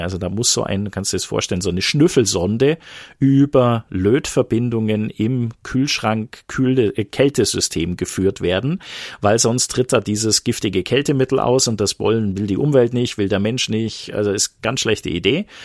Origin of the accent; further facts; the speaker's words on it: Bavarian Swabia, Germany; Ich bin bayerischer Schwabe